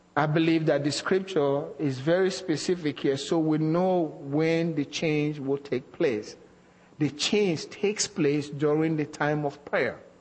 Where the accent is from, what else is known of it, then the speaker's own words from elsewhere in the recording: Nigeria; moved away; as a young Christian growing up in Nigeria